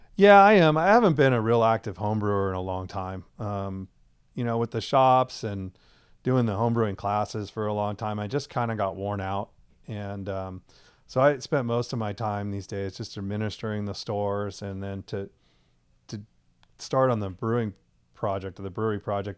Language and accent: English; Cameron Park, California, United States; also born or lived in Chico; I grew up in Cameron Park, um, graduated from Oak Ridge High School in the late eighties